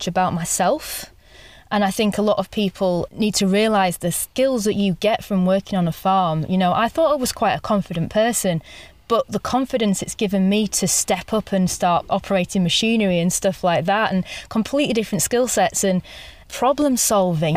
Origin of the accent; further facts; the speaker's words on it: Yorkshire and the Humber, United Kingdom; I'm actually from East Yorkshire, from the countryside myself, but my parents were just in a modern housing estate